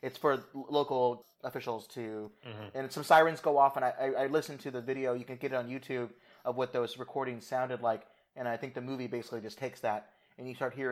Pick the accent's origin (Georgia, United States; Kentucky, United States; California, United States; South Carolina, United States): California, United States; Los Angeles; moved away; I'm originally from Los Angeles, California, so we think about earthquakes all the time